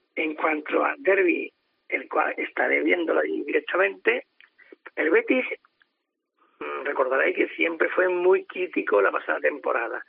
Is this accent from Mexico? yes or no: no; Andalusia, Spain; yo como andaluz